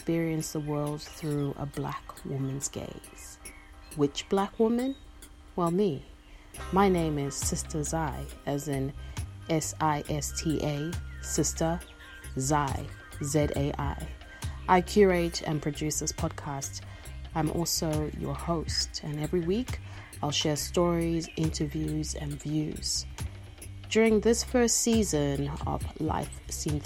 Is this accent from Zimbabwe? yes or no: yes; Harare, Zimbabwe; now in Melbourne, Australia; I am a Karanga woman, born and raised in Harare, Zimbabwe, and now I'm living in so-called Melbourne, Australia